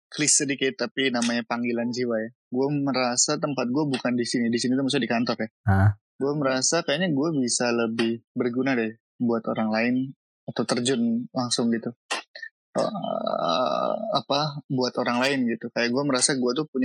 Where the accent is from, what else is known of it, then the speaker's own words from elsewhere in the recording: Bogor, West Java, Indonesia; kita orang Bogor, gue orang Bogor, gue jarang ke puncak sehingga orang Jakarta lebih tahu puncak daripada gue.